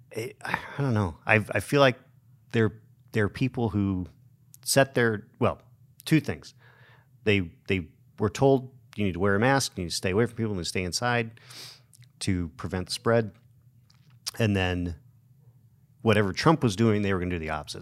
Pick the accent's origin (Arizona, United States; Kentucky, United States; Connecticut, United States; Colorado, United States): Arizona, United States; Show Low; I grew up in Sholo, so there were lots of, lots and lots of Democrats when I was growing up there